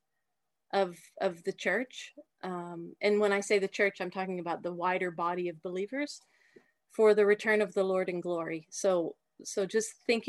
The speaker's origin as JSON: {"language": "English", "region": "Texas", "country": "United States", "tie": "born or raised there", "also_born_or_lived": "Austria", "moved": "as an adult", "lives_now": "Hainburg an der Donau, Austria", "said": "So I come originally from Texas. I was born and raised in Texas"}